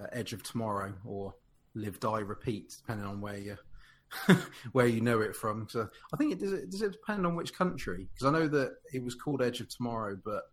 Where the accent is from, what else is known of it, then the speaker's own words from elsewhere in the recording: United Kingdom; as a Brit